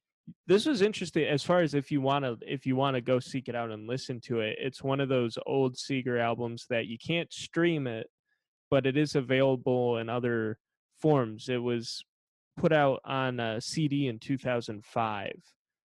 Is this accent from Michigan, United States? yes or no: yes; Michigan, United States; now in Los Angeles, United States; We're both originally from Michigan, and now we live in Los Angeles